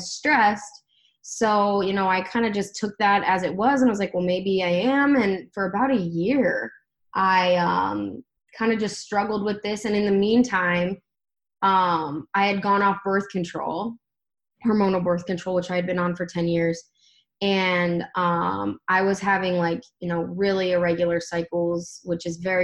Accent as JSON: {"language": "English", "town": "Akron", "region": "Ohio", "country": "United States", "tie": "born or raised there", "also_born_or_lived": "Columbus, Ohio", "said": "I grew up in Akron"}